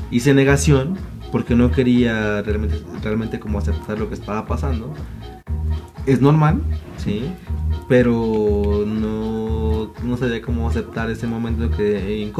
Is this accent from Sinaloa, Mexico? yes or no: no; Puebla, Mexico; soy de Puebla.